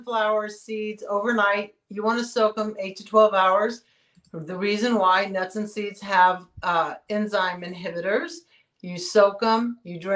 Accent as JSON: {"language": "English", "region": "Texas", "country": "United States", "moved": "yes", "said": "I came from Texas"}